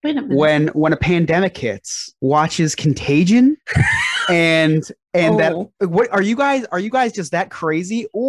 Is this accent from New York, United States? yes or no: no; New Jersey, United States; I'm from Jersey